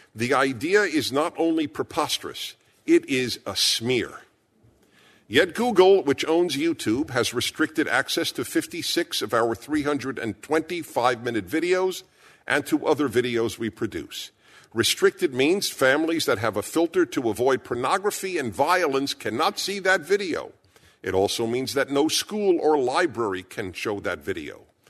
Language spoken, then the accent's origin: English; New York City, New York, United States; I was born in Brooklyn, New York.